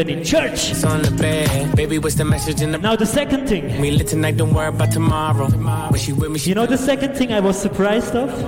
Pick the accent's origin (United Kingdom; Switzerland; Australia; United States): Switzerland; I'm from Switzerland